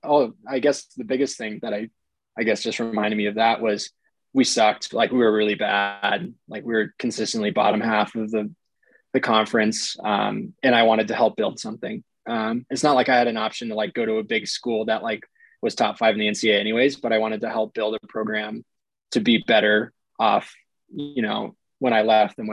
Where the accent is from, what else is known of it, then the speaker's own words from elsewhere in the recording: San Mateo, California, United States; I grew up in San Mateo, which is about 30 minutes north.